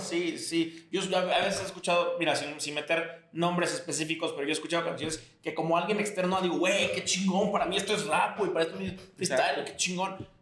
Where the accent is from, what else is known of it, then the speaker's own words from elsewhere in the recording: Yucatán, Mexico; Somos de Yucatán, estamos en Yucatán